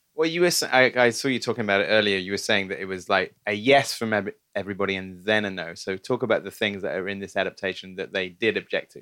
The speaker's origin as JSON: {"language": "English", "country": "United Kingdom", "said": "as a Brit"}